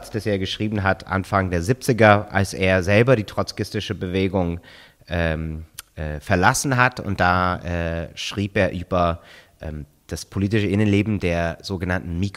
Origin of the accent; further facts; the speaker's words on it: United States; ich meine, ich bin in den Vereinigten Staaten aufgewachsen.